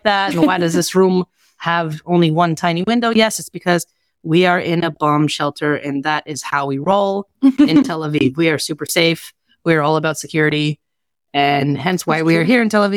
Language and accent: English; Russia; I am Russian